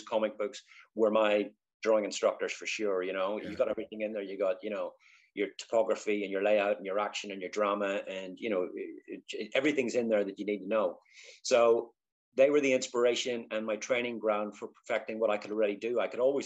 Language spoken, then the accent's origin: English; Belfast, Northern Ireland, United Kingdom; moved away as an adult; also born or lived in London; now in Rochester, United Kingdom; So born in 1966 in Belfast. I say East Belfast